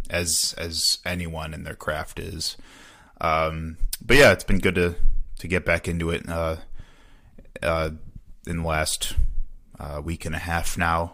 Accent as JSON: {"language": "English", "town": "Chicago", "region": "Illinois", "country": "United States", "tie": "born or raised there", "also_born_or_lived": "Wisconsin", "moved": "yes", "lives_now": "Milwaukee, United States", "said": "it was definitely not a monolithic experience growing up around Chicago"}